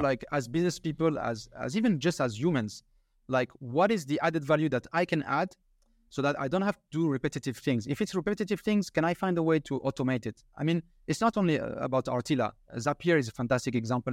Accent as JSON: {"language": "English", "country": "France", "said": "I'm from France"}